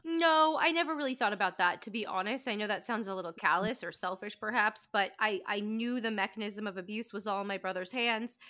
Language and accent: English; Calabasas, California, United States; I grew up in Calabasas, California